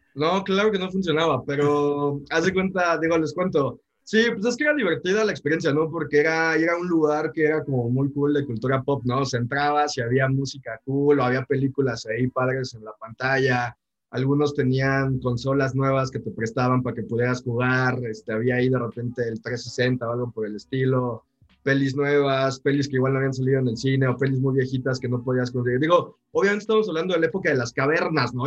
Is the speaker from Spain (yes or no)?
no; Mexico City, Mexico; Y yo soy acá chilango, está acá en Ciudad de México